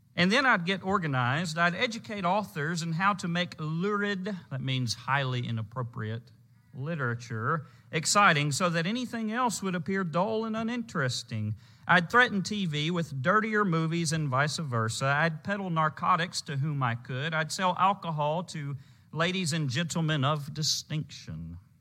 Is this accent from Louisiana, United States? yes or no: yes; Louisiana, United States; When I was growing up in Louisiana